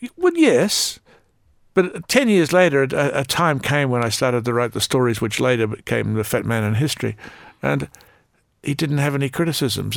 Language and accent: English; Australia; as an Australian